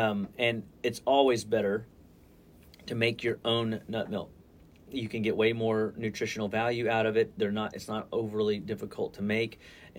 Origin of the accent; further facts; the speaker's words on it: Deer Park, Texas, United States; I remember growing up, we could smell it was football weather.